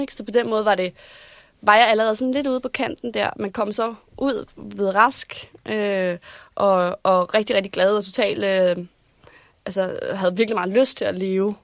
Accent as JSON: {"language": "Danish", "town": "Vordingborg", "region": "Zealand", "country": "Denmark", "also_born_or_lived": "Copenhagen", "moved": "as an adult", "said": "i hvert fald så vælger jeg at flytte her fra Vordingborg, hvor jeg er fra, og flytte ind til København"}